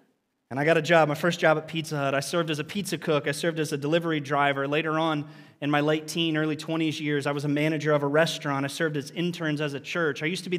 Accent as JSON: {"language": "English", "town": "Lancaster", "region": "Ohio", "country": "United States", "tie": "born or raised there", "said": "I had the opportunity to serve at the church that I grew up in down in Lancaster, Ohio, with people."}